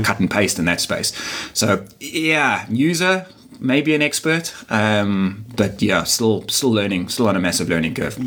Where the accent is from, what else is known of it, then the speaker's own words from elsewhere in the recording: Durban, KwaZulu-Natal, South Africa; moved away as an adult; now in Cape Town, South Africa; I'm actually not from Cape Town. I'm from Durban, which is a, a, a smaller, uh, still significant, but a smaller city on the east coast of, uh, of South Africa.